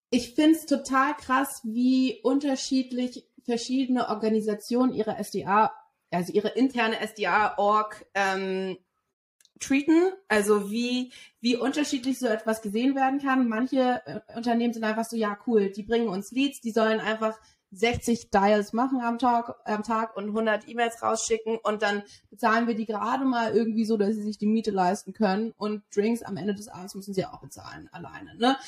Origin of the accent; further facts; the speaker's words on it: Berlin, Germany; moved away as an adult; now in London, United Kingdom; ich bin in Berlin aufgewachsen, Berlin geboren